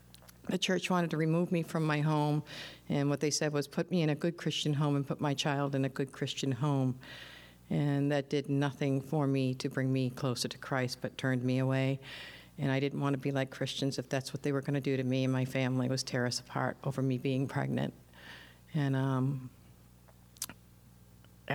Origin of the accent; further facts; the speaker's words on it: New Hampshire, United States; I'm 50 years old, and I'm from New Hampshire